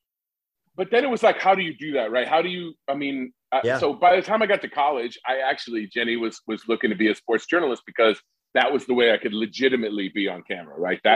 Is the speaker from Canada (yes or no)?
no; Lebanon, Indiana, United States; moved away as an adult; now in Los Angeles, United States; I'm from a small town northwest of Indiana called Lebanon